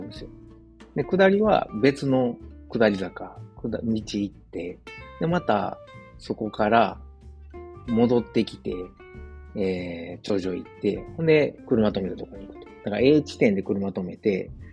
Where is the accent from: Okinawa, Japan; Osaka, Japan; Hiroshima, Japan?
Osaka, Japan; moved away as an adult; now in Germany; 自分の実家であるですね、駒川東屋、はい、親父とおかんがやってる、えー、大阪駒川いうところ